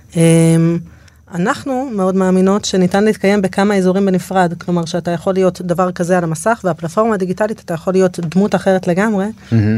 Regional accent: Dorot, Southern District, Israel; אני מעוטף עזה, מקיבוץ דורות

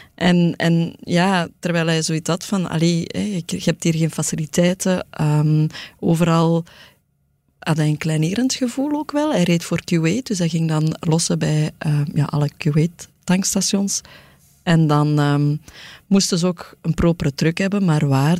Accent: Antwerp, Flanders, Belgium; ik kom van het Kiel, ehm, uit een arbeidersgezin

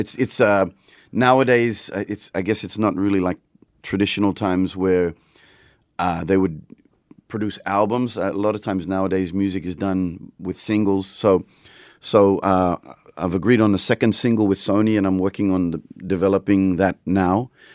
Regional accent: Papua New Guinea; I grew up in Papua New Guinea

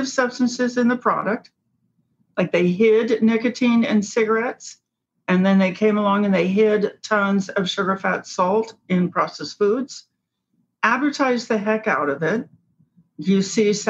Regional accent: Cincinnati, Ohio, United States; I grew up in Cincinnati

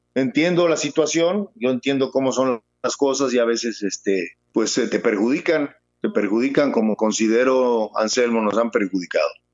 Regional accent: Mexico; moved away as an adult; also born or lived in El Salvador

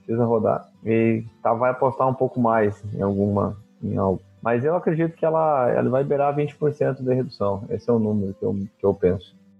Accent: Rio Grande do Sul coast, Brazil; moved away as an adult; also born or lived in Mato Grosso; Eu sou do Rio Grande do Sul, litoral do Rio Grande do Sul

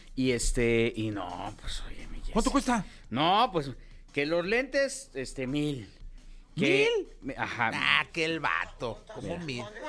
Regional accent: Mexico; also born or lived in Mexico City; somos mexicanos

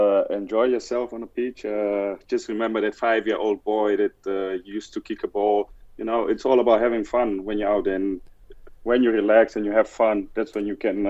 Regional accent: South Africa; now in Amsterdam, Netherlands; life in general in Amsterdam, yeah, it's freezing cold at the moment. So yeah, I do miss South Africa.

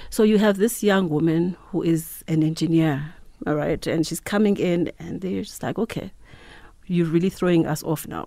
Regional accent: Mthatha, Eastern Cape, South Africa; also born or lived in Mount Frere; I grew up in the Eastern Cape, uh, Mthatha.

